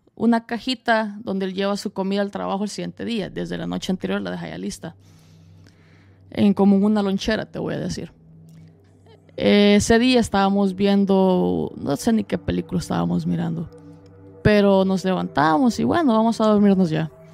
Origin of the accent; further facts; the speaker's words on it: El Salvador; now in United States; soy salvadoreño